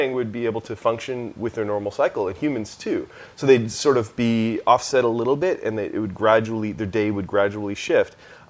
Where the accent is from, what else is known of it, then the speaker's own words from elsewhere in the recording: Canada; also born or lived in Boston; No, I grew up in Canada.